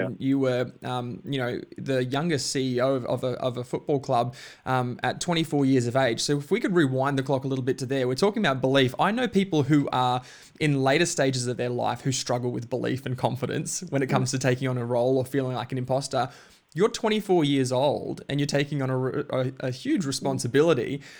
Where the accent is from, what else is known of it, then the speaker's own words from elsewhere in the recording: Bundaberg, Queensland, Australia; now in Melbourne, Australia; So I grew up in Queensland and in a small town in Bundaberg. And where we grew up, it was NRL country. Yeah. And then we found ourselves relocating to Melbourne in 2010.